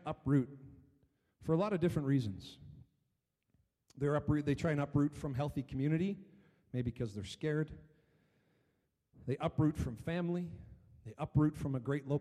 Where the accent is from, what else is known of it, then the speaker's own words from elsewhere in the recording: Chatham, Ontario, Canada; when I was growing up in Chatham, Ontario